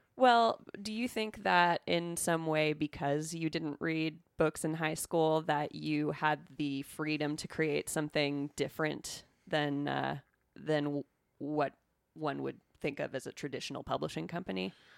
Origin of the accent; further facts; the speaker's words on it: California, United States; I'm from California